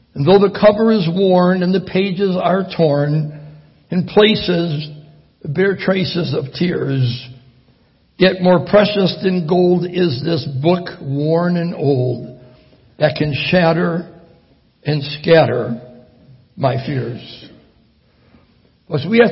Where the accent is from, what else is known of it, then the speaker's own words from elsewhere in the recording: Michigan, United States; moved away; also born or lived in Italy; I'm from Michigan